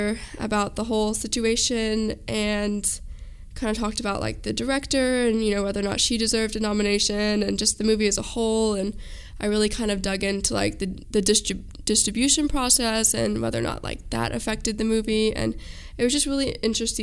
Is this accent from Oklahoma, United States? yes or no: no; Austin, Texas, United States; now in San Marcos, United States; I'm from Austin and so I've grown up with Torchies